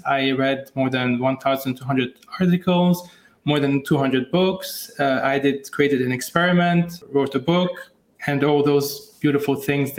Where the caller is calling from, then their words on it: Lebanon; Indeed, from Lebanon, actually.